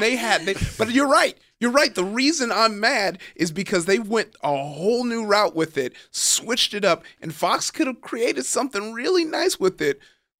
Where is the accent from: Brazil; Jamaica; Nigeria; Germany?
Nigeria; And then as a Nigerian, once again